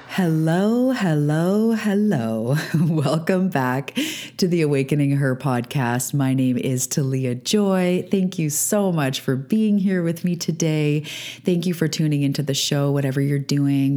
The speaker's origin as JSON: {"language": "English", "country": "Canada", "also_born_or_lived": "Vancouver Island, British Columbia", "said": "I'm a Canadian living on the west coast of Canada on Vancouver Island."}